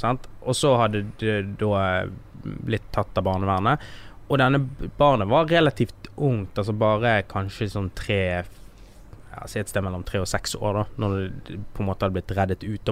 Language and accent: Norwegian; Norway; jeg vokste opp i Norge, da eh, når jeg var liten